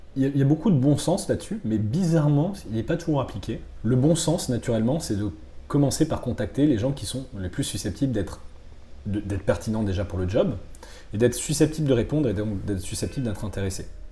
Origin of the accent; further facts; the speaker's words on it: Bordeaux, Nouvelle-Aquitaine, France; moved away; also born or lived in Madagascar / Toulouse / Paris; je viens de Bordeaux. J'ai passé une partie de mon enfance à Bordeaux, à Madagascar aussi